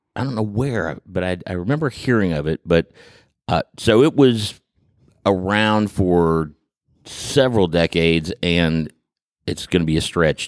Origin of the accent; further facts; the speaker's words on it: Huntington, West Virginia, United States; I grew up in the Huntington area